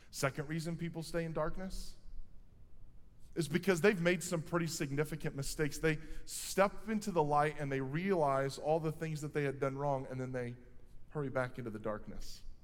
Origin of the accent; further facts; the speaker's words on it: Quincy, Illinois, United States; I'm from Quincy